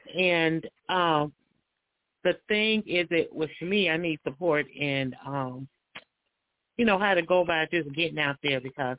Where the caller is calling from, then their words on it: Cincinnati, Ohio, United States; I'm calling from Cincinnati, Ohio.